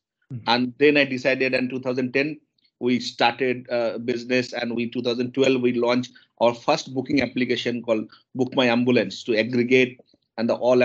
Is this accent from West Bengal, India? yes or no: yes; eastern India, near Kolkata, West Bengal, India; I born and brought up in India, in eastern part of India, city called Kolkata. It's not Kolkata, it's a bit away from Kolkata